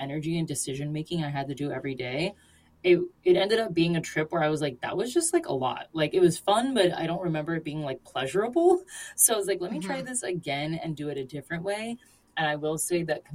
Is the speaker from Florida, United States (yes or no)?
yes; Florida, United States; my cultural background, I am from Florida